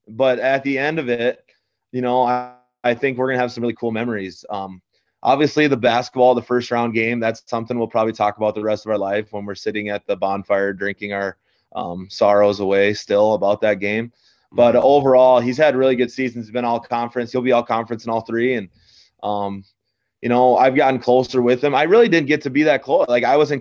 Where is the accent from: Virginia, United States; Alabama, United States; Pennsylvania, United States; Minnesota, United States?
Minnesota, United States; St. James; moved away as an adult; now in Mountain Lake, United States; I'm disappointed in my hometown